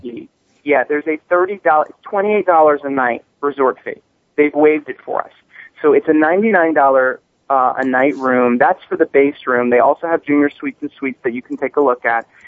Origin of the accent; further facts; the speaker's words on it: Palm Springs, California, United States; Palm Springs, California, um, where I actually live, my hometown